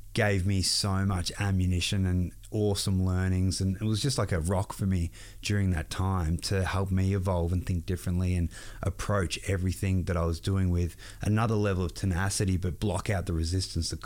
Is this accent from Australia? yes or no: yes; Australia; I'm all the way from the other side of the world, Australia